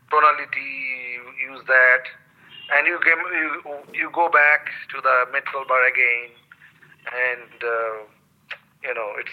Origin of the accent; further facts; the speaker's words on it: West Bengal, India; first language Bengali; English is a second language; One from my hometown, home language, home culture, Bengali culture